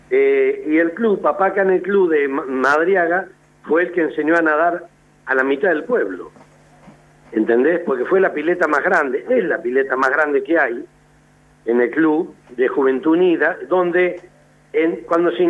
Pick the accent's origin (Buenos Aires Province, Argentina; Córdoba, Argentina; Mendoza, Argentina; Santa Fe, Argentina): Buenos Aires Province, Argentina; Soy bien bonaerense.